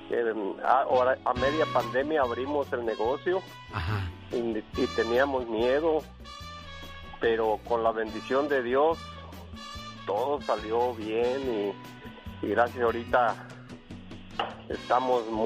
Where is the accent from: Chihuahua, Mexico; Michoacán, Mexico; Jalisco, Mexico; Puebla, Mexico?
Michoacán, Mexico; La Huacana; Este, claro, estilo Michoacán, yo soy de la Huacana, Michoacán.